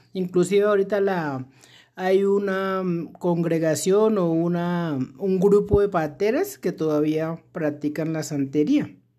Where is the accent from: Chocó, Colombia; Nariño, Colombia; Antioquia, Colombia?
Chocó, Colombia; now in Bogotá, Colombia; nací en el Chocó, exactamente en un afluente del río Atrato que se llama Munguidó. Y llevo aquí en Bogotá más de 20 años.